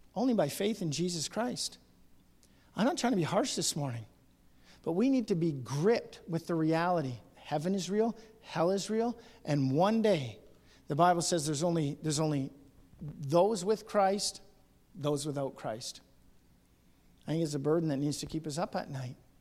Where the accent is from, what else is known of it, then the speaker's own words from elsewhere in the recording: Ontario, Canada; I'm from Ontario, and I go to churches in Ontario